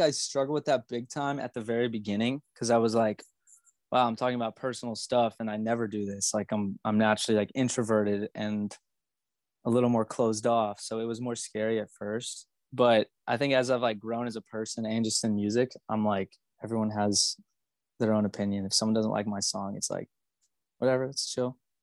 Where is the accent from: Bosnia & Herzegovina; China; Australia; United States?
United States; Magnolia, Texas; I grew up in Magnolia, Texas, which is like a tiny little town outside of Houston.